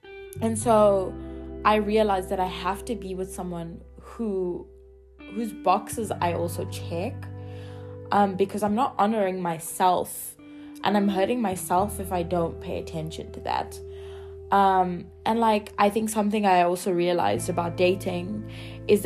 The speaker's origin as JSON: {"language": "English", "town": "Durban", "region": "KwaZulu-Natal", "country": "South Africa", "moved": "yes", "said": "I'm from Durban"}